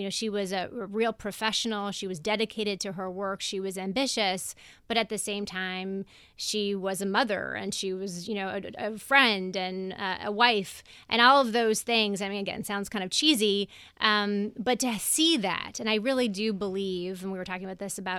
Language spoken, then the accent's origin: English; Denver, Colorado, United States; moved away; I'm from Denver.